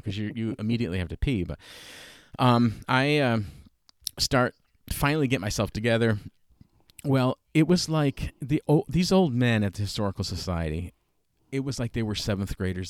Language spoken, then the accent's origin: English; Schenectady, New York, United States; moved away as an adult; I'm from Schenectady